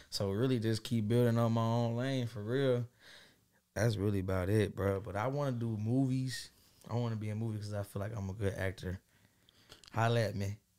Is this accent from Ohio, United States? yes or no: yes; Dayton, Ohio, United States; I'm coming from Dayton, Ohio, you know, west side, west side of Dayton